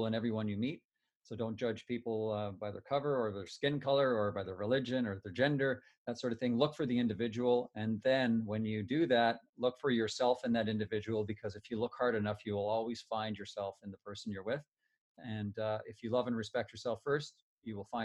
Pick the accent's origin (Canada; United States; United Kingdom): Canada; Timmins, Ontario; we grew up in Timmins with a tight family.